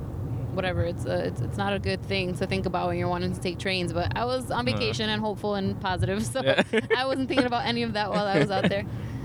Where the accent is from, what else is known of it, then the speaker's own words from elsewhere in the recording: New York City, New York, United States; I guess because I'm from New York